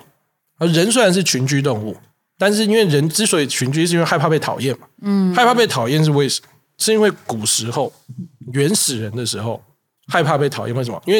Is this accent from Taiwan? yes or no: yes; Kaohsiung, Taiwan; 因为最大场就是我说高雄那一场，那一场印象很深刻，是因为我的家乡我是高雄人，